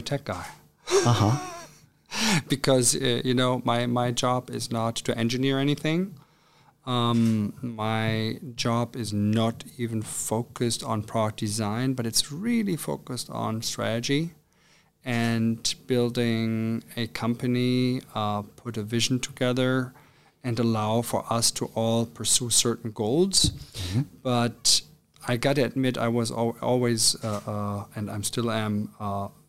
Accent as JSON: {"language": "English", "town": "Cologne", "region": "North Rhine-Westphalia", "country": "Germany", "tie": "born or raised there", "also_born_or_lived": "Trier / Spain / Hamburg", "moved": "as an adult", "said": "I'm actually from Cologne. I've been born in Cologne, Germany, and lived there for the first 18 years of my life with my parents and my brother"}